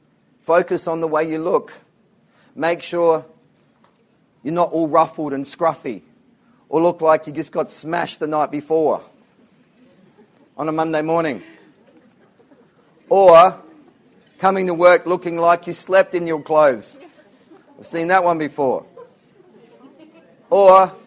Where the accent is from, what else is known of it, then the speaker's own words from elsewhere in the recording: Whyalla, South Australia, Australia; I lived in a place called Whyalla in South Australia. It's where I grew up.